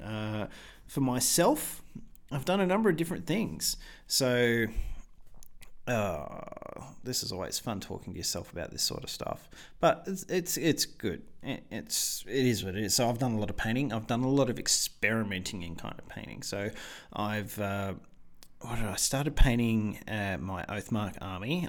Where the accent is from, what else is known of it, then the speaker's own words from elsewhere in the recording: Australia; I'm an Australian